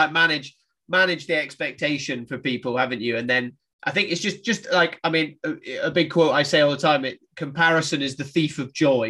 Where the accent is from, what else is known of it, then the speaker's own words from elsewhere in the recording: 11 miles east of Inverness, Highlands of Scotland, United Kingdom; I'm a Highlander. I'm a Scotsman. I grew up in the Highlands of Scotland.